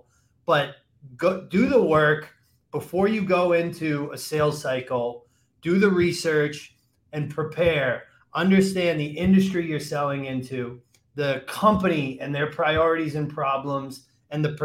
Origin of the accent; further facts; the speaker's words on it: Massachusetts, United States; moved away; I grew up, I'm from Massachusetts originally